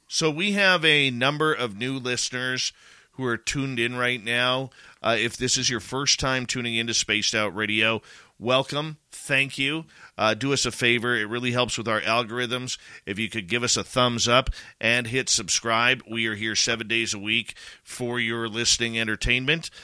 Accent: Canada; as a Canadian

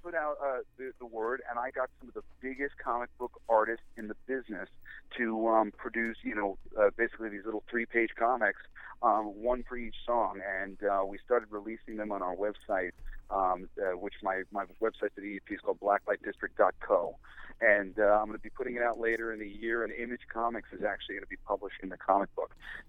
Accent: New York, United States; accent: Long Island; I threw away my Long Island accent in favor of, you know, money.

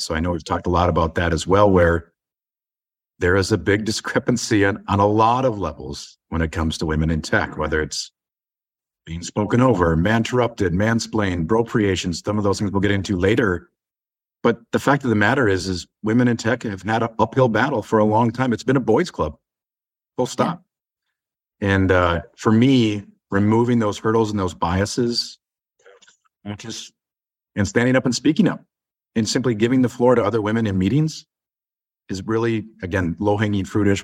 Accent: Inver Grove Heights, Minnesota, United States; I grew up in the suburbs of Saint Paul, Minnesota.

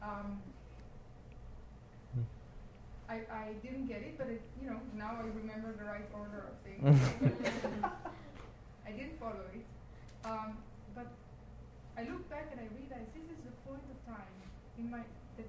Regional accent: Israel; I'm from Israel, so Israel is by the Red Sea

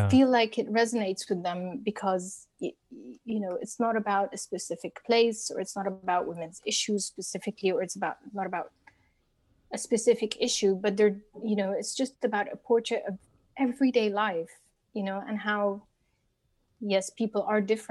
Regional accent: Cairo, Cairo Governorate, Egypt; It's my Egyptian upbringing

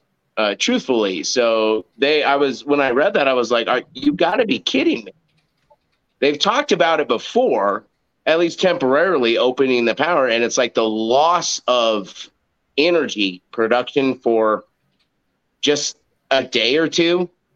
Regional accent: Washington, United States; moved away as an adult; I'm from the Northwest. You guys all know that, like my original state is Washington. I lived there for 35 years.

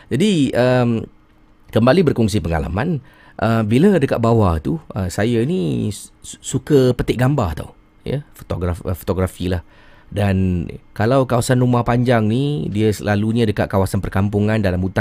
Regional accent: Singapore; now in Brunei; Saya orang Singapura kisi. Duduk sini dah 11 tahun.

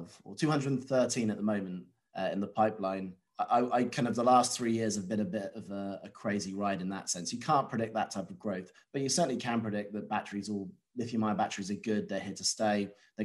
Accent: United Kingdom; being a British national

